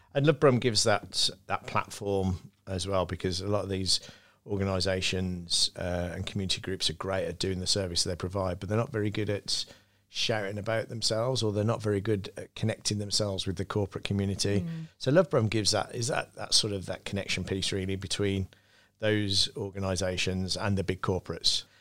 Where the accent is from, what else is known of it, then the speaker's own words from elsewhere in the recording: Birmingham, West Midlands, United Kingdom; as a kid growing up, I used to say I was from Birmingham.